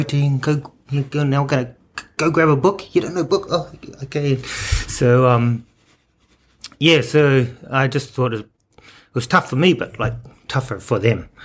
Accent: Taranaki, New Zealand; I hail from the Te Atiawa and the Ngāti Mutunga tribes.

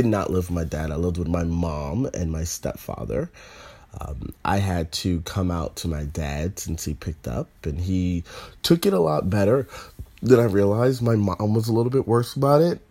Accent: Northern Virginia, United States; I'm from the South. I'm from North Virginia

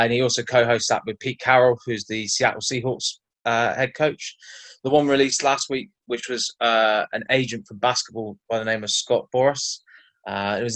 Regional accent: Cornwall, South West England, United Kingdom; now in London, United Kingdom; currently living in London, originally from Cornwall

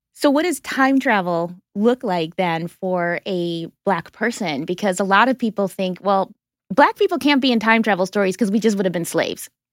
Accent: Wisconsin, United States; moved away; also born or lived in Brooklyn; I didn't grow up in Canada but I was like Canada adjacent in Wisconsin

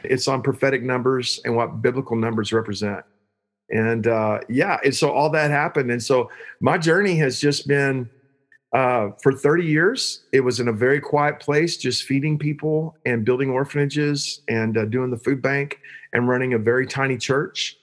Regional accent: Joshua, Texas, United States; I'm from Joshua, Texas.

